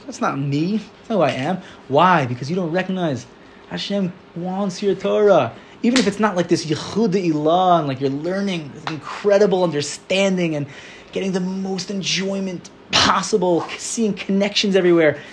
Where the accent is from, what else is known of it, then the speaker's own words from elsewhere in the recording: United States; now in Israel; I'm American, I'm a little American guy